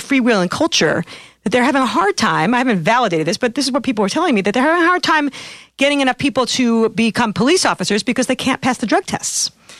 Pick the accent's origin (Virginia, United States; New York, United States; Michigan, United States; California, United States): New York, United States; in New York, my hometown